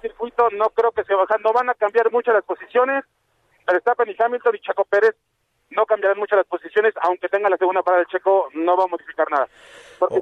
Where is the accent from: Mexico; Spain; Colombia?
Mexico; nosotros como mexicanos